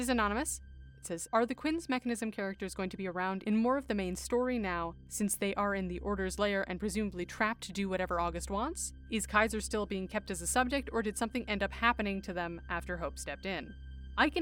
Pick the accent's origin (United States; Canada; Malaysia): Canada; I'm Canadian.